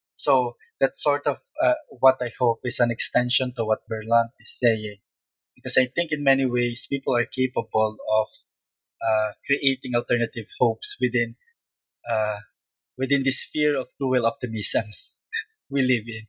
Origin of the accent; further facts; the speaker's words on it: Subic, Central Luzon, Philippines; moved away; also born or lived in Hong Kong; growing up near Subic military bases